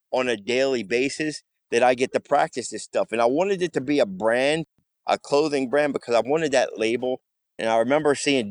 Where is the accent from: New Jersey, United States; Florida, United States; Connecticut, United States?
New Jersey, United States; I'm a vet born and raised in Jersey.